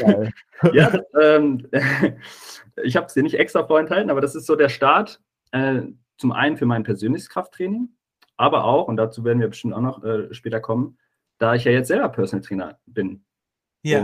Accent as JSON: {"language": "German", "area": "near Giessen", "region": "Hesse", "country": "Germany", "said": "ich komme aus der Nähe von, von Gießen"}